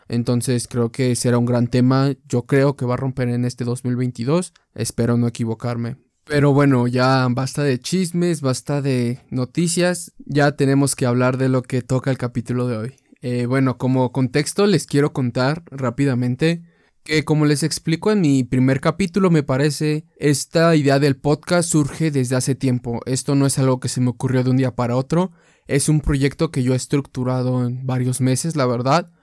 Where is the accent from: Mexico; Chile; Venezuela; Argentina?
Mexico; soy de México